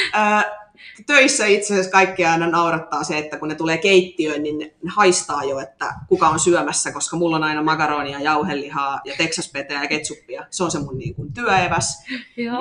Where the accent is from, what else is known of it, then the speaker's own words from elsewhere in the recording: Kauhava, South Ostrobothnia, Finland; accent: Ostrobothnian; moved away as an adult; also born or lived in Seinäjoki; now in Tampere, Finland; mä oon kotoisin Pohjanmaalta, Kauhavalta